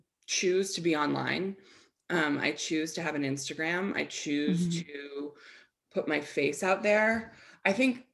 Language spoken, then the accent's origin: English; United States; also born or lived in Boulder; I grew up in the United States